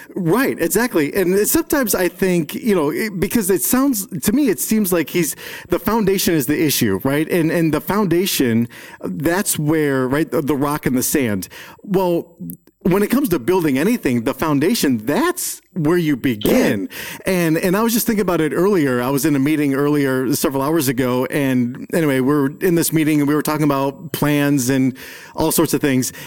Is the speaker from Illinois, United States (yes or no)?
yes; Chicago, Illinois, United States; I grew up in Chicago